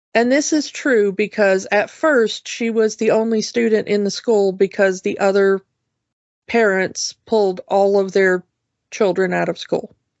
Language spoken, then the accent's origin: English; the South, United States; growing up in the South